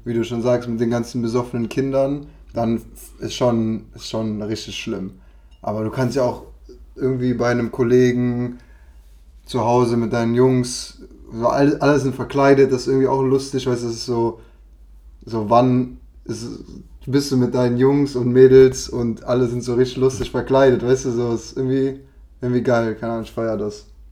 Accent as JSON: {"language": "German", "town": "Cologne", "region": "North Rhine-Westphalia", "country": "Germany", "said": "Ich als Kölner"}